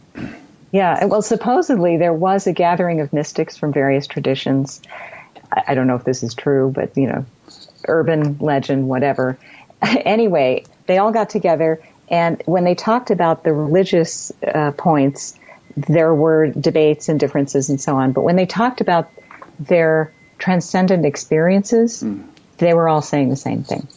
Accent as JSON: {"language": "English", "country": "United States", "said": "being an American"}